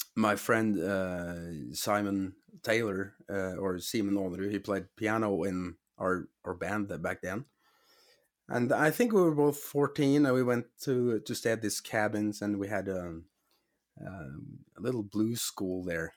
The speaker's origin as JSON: {"language": "English", "country": "Norway", "said": "I'm from Norway"}